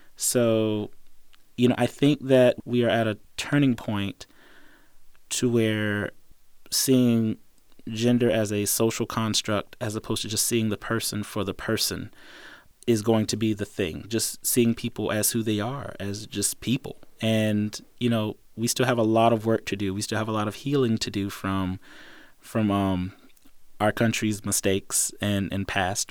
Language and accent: English; East Coast, United States; growing up on the East Coast